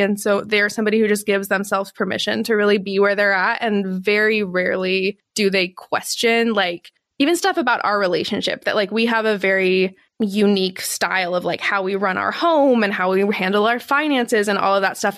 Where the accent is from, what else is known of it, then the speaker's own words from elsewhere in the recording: Texas, United States; being a Texan